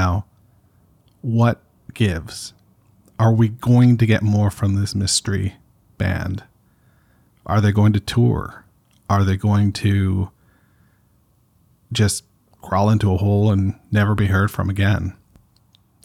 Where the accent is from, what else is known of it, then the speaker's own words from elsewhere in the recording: Canada; I'm Canadian